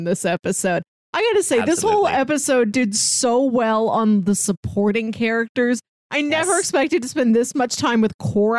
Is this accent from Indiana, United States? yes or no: no; St. Louis, Missouri, United States; I'm from Missouri. I'm a St. Louisian